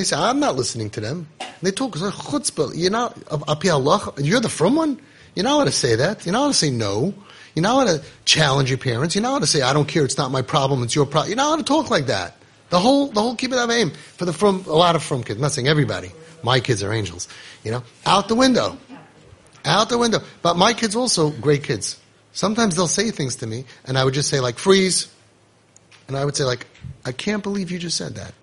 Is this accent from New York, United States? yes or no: yes; New York City, New York, United States; I grew up in Queens